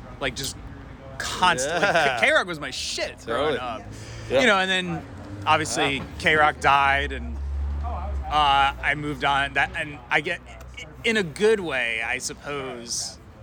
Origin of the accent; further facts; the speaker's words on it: New Jersey, United States; moved away; I grew up in New Jersey